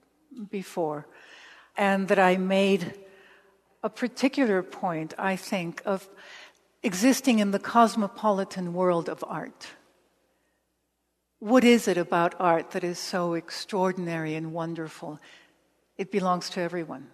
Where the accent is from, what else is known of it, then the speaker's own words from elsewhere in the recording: Mexico; moved away; also born or lived in Los Angeles, United States / Nicaragua / El Salvador / Paris; I grew up in Mexico, but also I grew up in Los Angeles